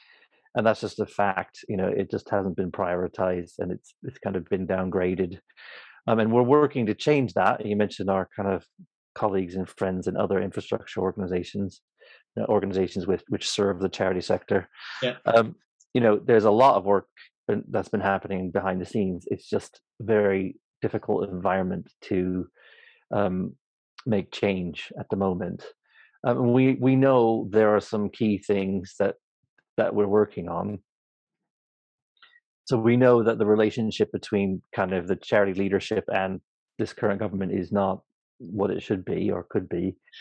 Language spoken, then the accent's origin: English; Oregon, United States; now in United Kingdom; I grew up in a place called Oregon, on the West Coast, a small